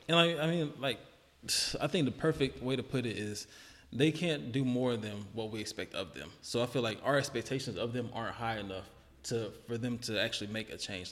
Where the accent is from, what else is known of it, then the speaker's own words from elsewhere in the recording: Charlotte, North Carolina, United States; I grew up in the hood too. Like I grew up in Charlotte, and parts that weren't good at all